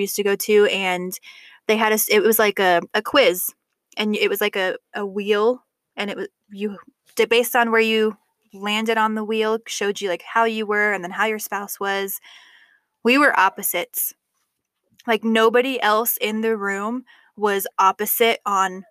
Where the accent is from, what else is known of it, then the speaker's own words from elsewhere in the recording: Colorado Springs, Colorado, United States; I grew up in Colorado Springs.